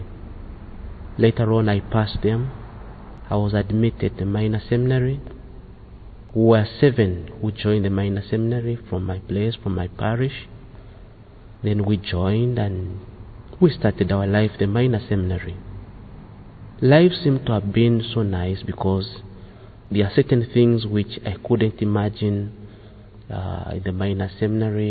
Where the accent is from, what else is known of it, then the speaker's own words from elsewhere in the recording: Uganda; I come from Uganda